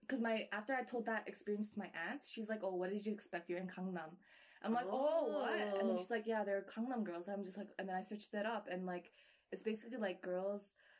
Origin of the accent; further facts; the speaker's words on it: Vancouver, British Columbia, Canada; I was born and raised in Vancouver